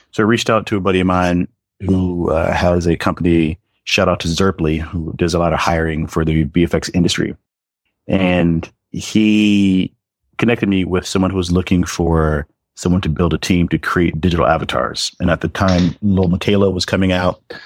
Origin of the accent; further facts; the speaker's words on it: Atlanta, Georgia, United States; I'm from Atlanta, and I went to elementary school through high school and college